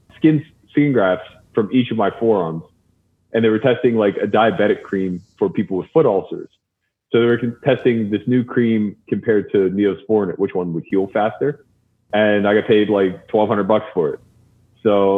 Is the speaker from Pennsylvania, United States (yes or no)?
yes; Pittsburgh, Pennsylvania, United States; I'm from Pittsburgh, so a lot of the East Coast influence was coming through.